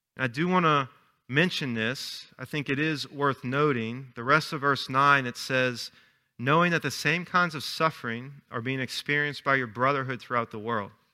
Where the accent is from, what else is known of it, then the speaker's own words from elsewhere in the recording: Chalmette, Louisiana, United States; 'cause I'm from Shalmet.